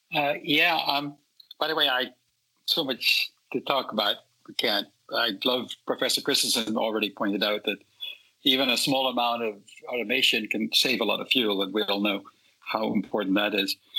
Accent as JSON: {"language": "English", "country": "Netherlands", "tie": "born or raised there", "moved": "yes", "lives_now": "California, United States", "said": "I grew up in Holland"}